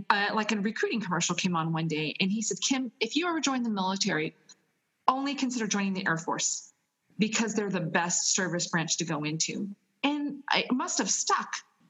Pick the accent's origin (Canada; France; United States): United States; Westminster, California; moved away as an adult; now in Italy; I'm originally from Southern California, Westminster, California.